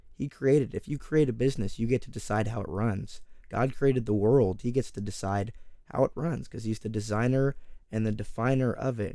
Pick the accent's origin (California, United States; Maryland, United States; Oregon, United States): California, United States; Oakdale; also born or lived in Texas; I come from Oakdale, California. I'm currently out here in Texas, but I am from California.